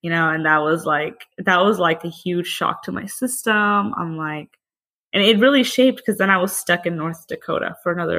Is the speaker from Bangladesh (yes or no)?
yes; Bangladesh; now in Austin, United States; I'm from Bangladesh, so it's like a country right beside India. My parents were both born and raised there. I was also born there as well, along with my sister.